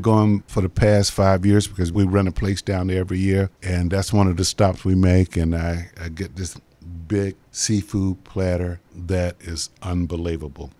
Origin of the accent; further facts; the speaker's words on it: Jacksonville, Florida, United States; growing up in Jacksonville, you know, my mom was a assistant chef down at, uh, Punta Vedra Beach.